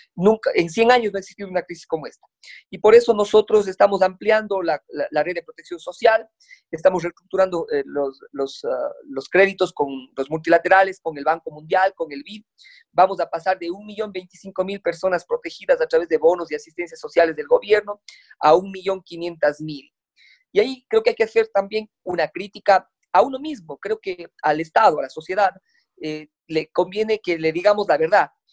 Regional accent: Cuenca, Azuay, Ecuador; como buen cuencano

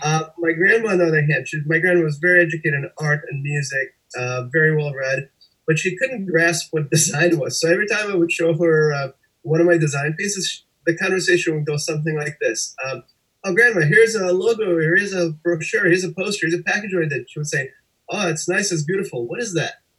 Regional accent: Russia; moved away; also born or lived in Connecticut; I was born and raised in Russia, and I took a lot of art lessons there

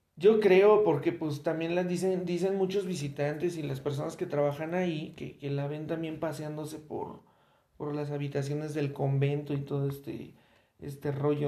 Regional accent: Mexico; como mexicanos

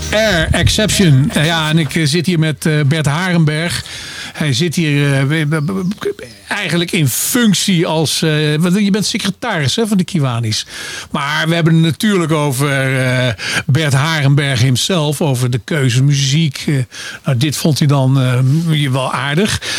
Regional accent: Arnhem, Gelderland, Netherlands; ik kom natuurlijk uit Arnhem

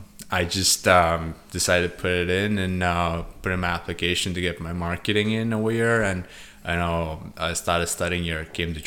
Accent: India; moved away as an adult; now in Canada; I was born and raised in India.

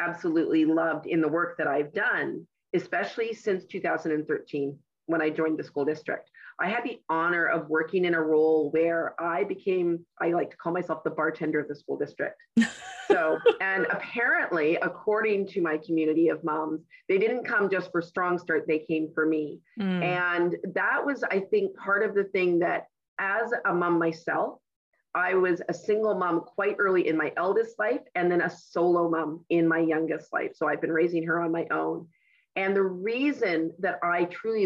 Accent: West Vancouver, British Columbia, Canada; I was born and raised in West Vancouver

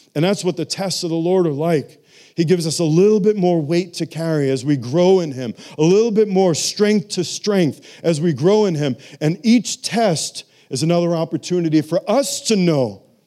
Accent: New York City, New York, United States; moved away; I'm from New York City

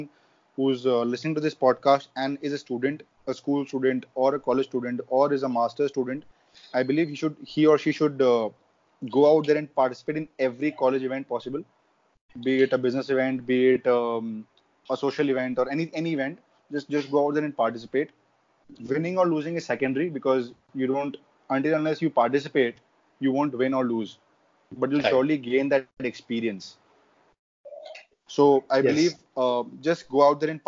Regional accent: India; as Indian kids, we all play cricket from our childhood days

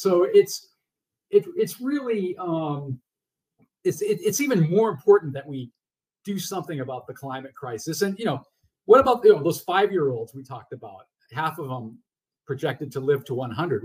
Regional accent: Massachusetts, United States; still living independently in the house I grew up in in Massachusetts

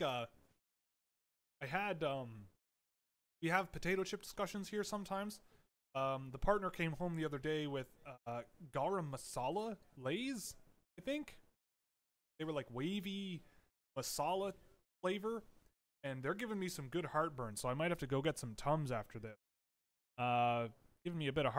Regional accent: Canada; I am Canadian.

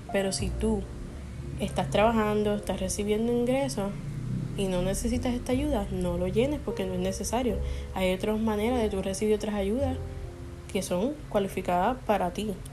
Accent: Puerto Rico; nosotros como puertorriqueños

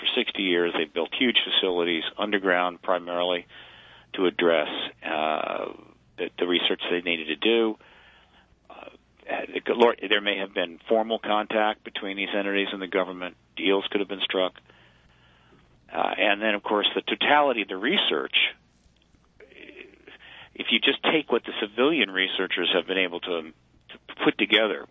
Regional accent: United States; I'm an American

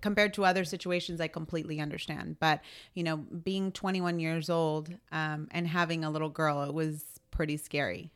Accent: San Antonio, Texas, United States; born and raised in San Antonio.

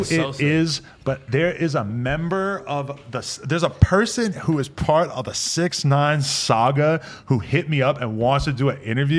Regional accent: Nashua, New Hampshire, United States; In Nashua, New Hampshire, we say things like how the sausage is made.

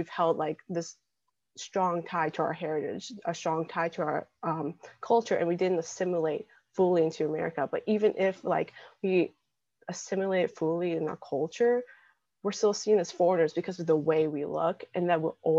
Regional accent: Lexington, Kentucky, United States; I'm 17 years old. I'm from here in Lexington, Kentucky.

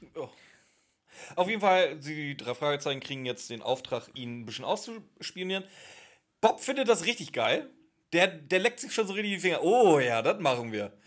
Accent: Northern Germany, Germany; Bei uns in Norddeutschland

